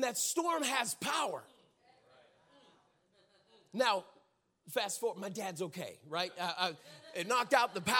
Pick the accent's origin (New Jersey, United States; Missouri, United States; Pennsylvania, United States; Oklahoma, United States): Pennsylvania, United States; Pittsburgh; moved away; I grew up in Pittsburgh, Pennsylvania. And so grew up right in the city